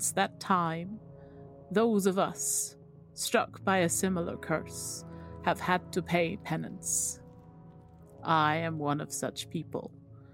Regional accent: England, United Kingdom; we're English

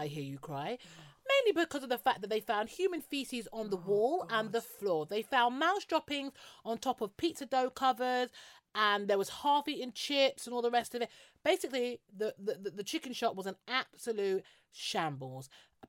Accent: London, United Kingdom; I love where I live. I'm from South. South is best.

